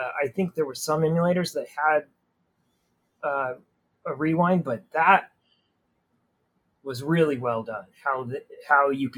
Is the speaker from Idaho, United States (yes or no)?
yes; small town Idaho, United States; also born or lived in Oregon; I was born in Oregon in a bigger city, but then it was like my whole life was in small town Idaho.